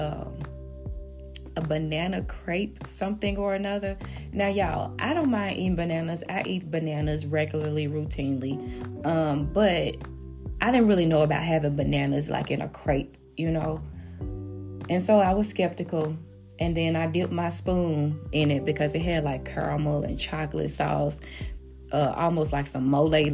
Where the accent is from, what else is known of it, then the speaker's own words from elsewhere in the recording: Memphis, Tennessee, United States; I'm from Memphis